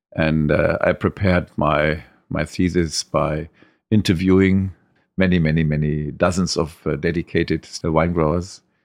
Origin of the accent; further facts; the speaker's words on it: Trier, Rhineland-Palatinate, Germany; I grew up all my life at, uh, Grunhaus, at the wine growing estate. I was born in Trier, and, uh, that's my home. I never left it.